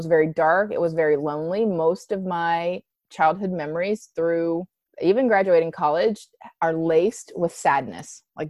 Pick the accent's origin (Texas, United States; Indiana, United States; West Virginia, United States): West Virginia, United States; Hated that I was from West Virginia, like one of the most impoverished, pathetic states in the U.S.